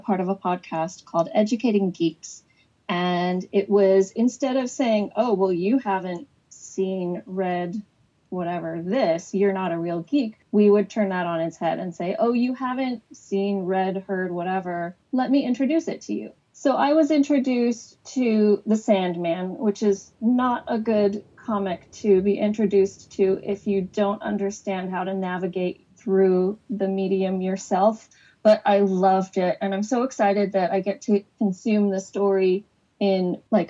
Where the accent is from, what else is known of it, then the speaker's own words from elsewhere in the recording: Phoenix, Arizona, United States; now in Scotland; I am from Phoenix, but I'm currently living in the land of Scrooge McDuck, Scotland